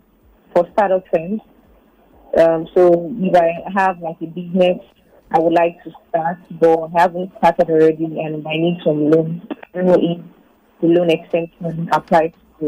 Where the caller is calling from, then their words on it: Lagos, Nigeria; I'm calling from Lagos, Thailand.